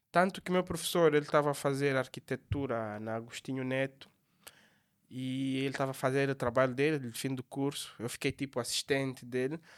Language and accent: Portuguese; Lubango, Huíla, Angola; sou natural do Lubango